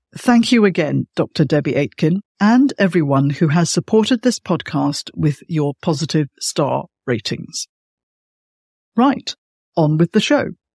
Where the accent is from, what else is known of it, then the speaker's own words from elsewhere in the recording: Malaysia; moved away; I'm from Malaysia originally